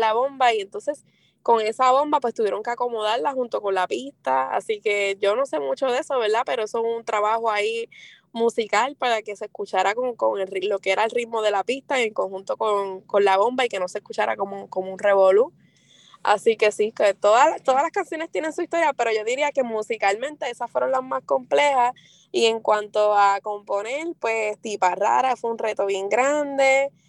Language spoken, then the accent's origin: Spanish; Vega Baja, Puerto Rico; also born or lived in Mayagüez / Río Piedras; de dónde soy, salgo de Vega Baja, de Mayagüez, también he estado por Río Piedra